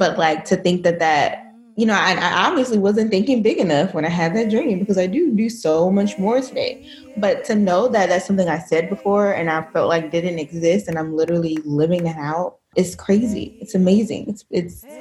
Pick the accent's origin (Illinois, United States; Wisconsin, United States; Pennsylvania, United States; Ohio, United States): Ohio, United States; Dayton; now in Grand Rapids, United States; I am originally from Dayton, Ohio. I currently reside in Grand Rapids, Michigan